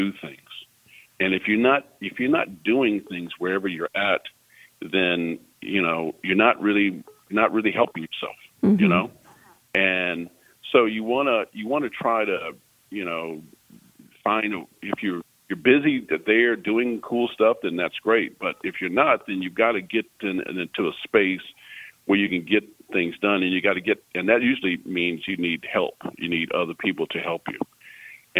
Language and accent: English; Junction City, Kansas, United States; I grew up in Kansas